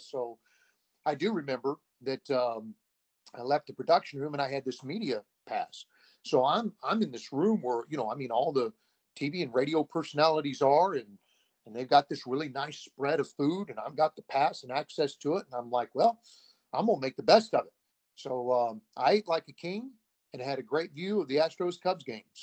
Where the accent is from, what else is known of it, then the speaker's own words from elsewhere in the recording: Ohio, United States; I grew up near Cincinnati, so I've always been a Reds fan.